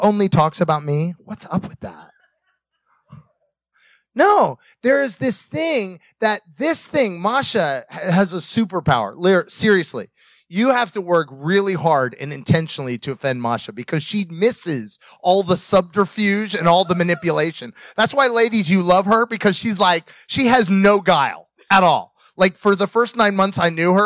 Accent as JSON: {"language": "English", "country": "United States", "also_born_or_lived": "Russia", "moved": "yes", "said": "being an American in Russia, speaking English"}